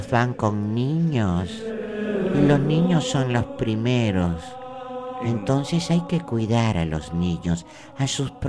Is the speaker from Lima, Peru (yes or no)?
no; Callao, Peru; Yo soy chalpapa y chalaco